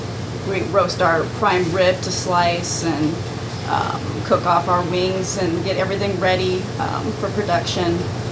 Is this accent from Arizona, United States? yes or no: yes; Phoenix, Arizona, United States; moved away; also born or lived in Mogollon Rim, Arizona; I'm originally from Phoenix.